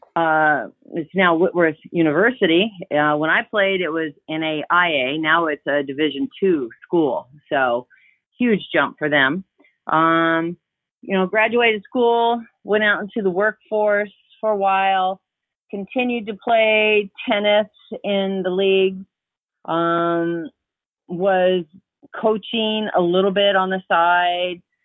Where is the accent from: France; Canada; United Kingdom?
Canada; moved away as an adult; also born or lived in Crestview Hills, Kentucky; now in Louisville, United States; we were in Canada for a while. I'm Canadian.